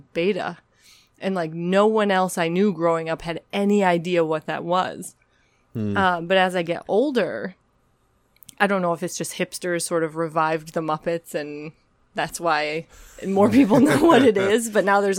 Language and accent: English; Midwest, United States; moved away; I grew up in the Midwest